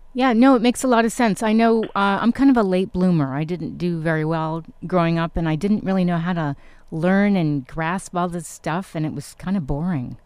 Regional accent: New York, United States; also born or lived in Connecticut; I actually grew up in New York as well, New York and Connecticut

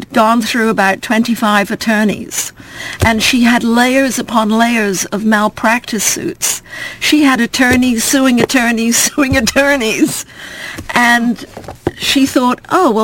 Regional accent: Cornwall, South West England, United Kingdom; also born or lived in Connecticut; now in Orange County, United States; I'm from Cornwall

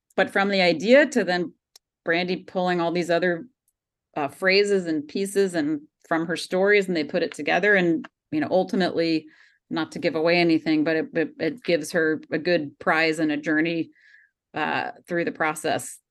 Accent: Georgia, United States; I grew up in Georgia

